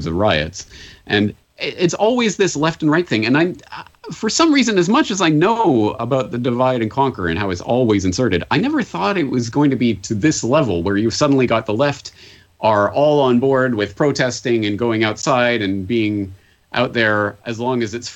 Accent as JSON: {"language": "English", "country": "Canada", "moved": "yes", "lives_now": "Japan", "said": "I'm a Canadian in Japan"}